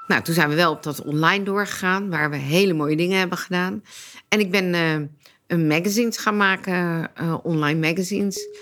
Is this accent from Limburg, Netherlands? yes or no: no; Leiden, South Holland, Netherlands; Ik ben geboren en getogen in Leiden